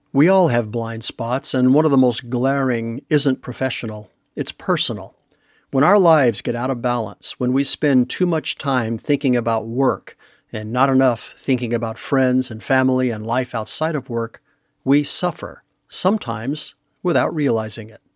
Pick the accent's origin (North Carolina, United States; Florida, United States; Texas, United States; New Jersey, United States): Texas, United States; We're both originally from Texas